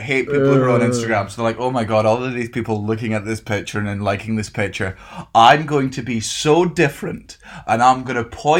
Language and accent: English; Scotland, United Kingdom; because I'm Scottish